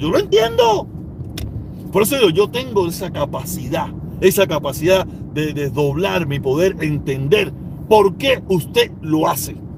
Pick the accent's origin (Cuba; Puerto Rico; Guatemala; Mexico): Cuba; moved away as an adult; now in United States; Yo me fui con visa desde Cuba